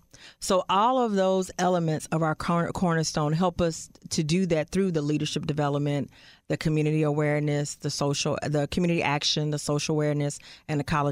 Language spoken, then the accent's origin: English; Fort Worth, Texas, United States; I'm from Fort Worth.